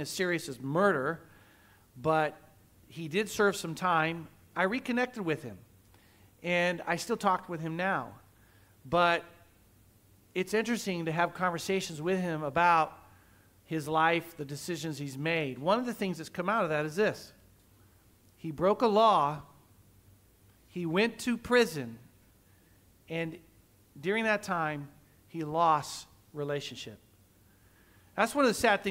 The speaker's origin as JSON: {"language": "English", "region": "Oklahoma", "country": "United States", "tie": "born or raised there", "also_born_or_lived": "California", "moved": "yes", "lives_now": "Guam", "said": "I grew up in the Midwest, Oklahoma, and great place as a kid"}